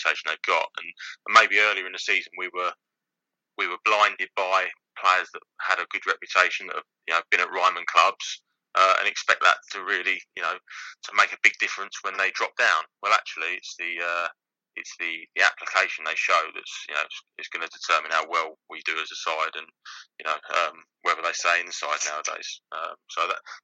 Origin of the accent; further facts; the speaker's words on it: Canterbury, South East England, United Kingdom; I'm from Canterbury, I played for Canterbury